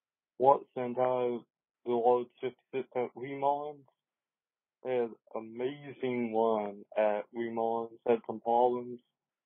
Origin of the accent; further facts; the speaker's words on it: Milton, Florida, United States; I'm from Milton, Florida.